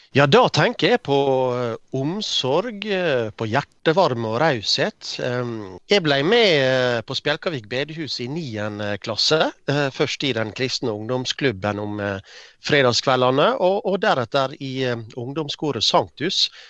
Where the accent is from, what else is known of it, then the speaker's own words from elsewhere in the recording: Ålesund, Møre og Romsdal, Norway; Jeg vokste opp på Åse, en eh, drabantby i eh, Ålesund eh, kommune.